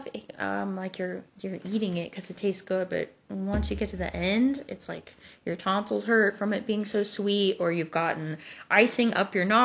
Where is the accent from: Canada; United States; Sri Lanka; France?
United States; Texas; accent: Texan; now in Atlanta, United States; that's what my Texan accent is like